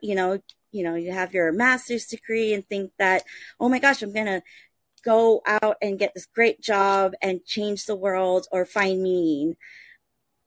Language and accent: English; Honolulu, Hawaii, United States; born and raised on Hawaii, you know, in Honolulu, Hawaii, on the island of Oahu